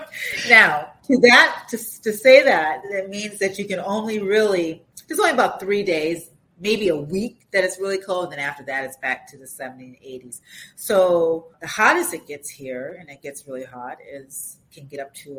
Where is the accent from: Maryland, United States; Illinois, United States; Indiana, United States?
Illinois, United States; Chicago; moved away as an adult; also born or lived in Atlanta, United States; now in Saudi Arabia; I'm a Chicago girl